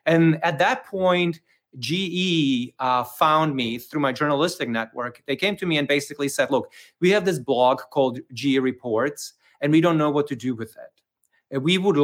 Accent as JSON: {"language": "English", "country": "Czechia", "also_born_or_lived": "Prague, Czech Republic", "second_language": "English", "moved": "as an adult", "lives_now": "Brooklyn, United States", "said": "So you may hear it from my accent. So I'm actually originally from the Czech Republic, even though I'm coming to you live from Brooklyn, New York"}